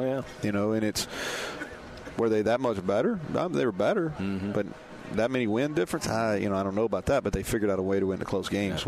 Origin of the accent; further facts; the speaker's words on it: Danville, Kentucky, United States; moved away; We won't be the only people from Danville here tonight.